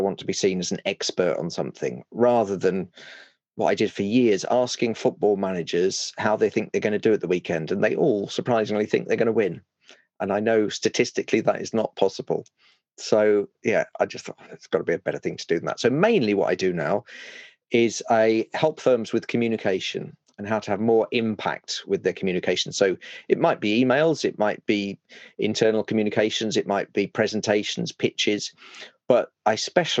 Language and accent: English; London, United Kingdom; Well, no, because I grew up in East London. I just don't sound like a Cockney because my mum was a primary school teacher